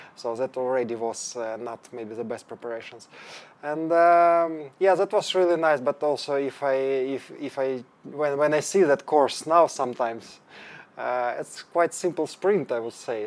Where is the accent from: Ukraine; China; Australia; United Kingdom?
Ukraine; English is a second language; moved away as an adult; also born or lived in Denmark; now in Stockholm, Sweden; I'm from Ukraine.